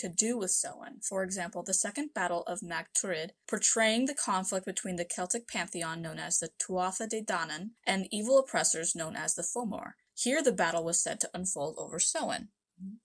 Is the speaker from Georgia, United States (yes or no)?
no; Southern California, United States; I grew up in Southern California